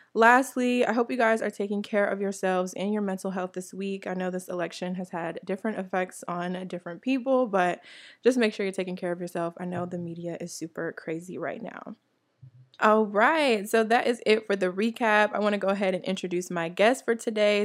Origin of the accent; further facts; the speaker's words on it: New Jersey, United States; moved away; also born or lived in Atlanta, Georgia; I, I'm from New Jersey originally